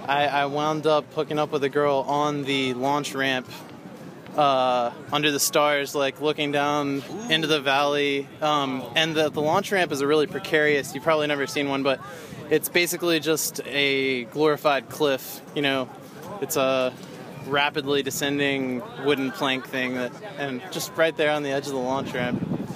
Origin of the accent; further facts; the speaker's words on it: Greensboro, North Carolina, United States; All right … I'm from Greensboro, North Carolina.